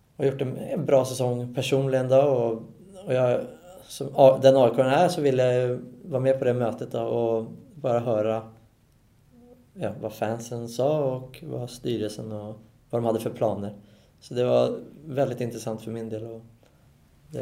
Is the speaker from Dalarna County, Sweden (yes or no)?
no; Solna, Stockholm County, Sweden; moved away as an adult; now in Norway; jag är Solna-kille och är uppvuxen och stått i klacken